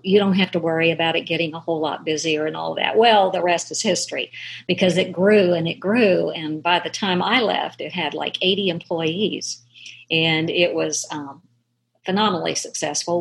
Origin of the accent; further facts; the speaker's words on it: Dayton, Ohio, United States; also born or lived in Frenchburg, Kentucky; I was raised in Ohio, actually, but a lot of little Kentuckys were up there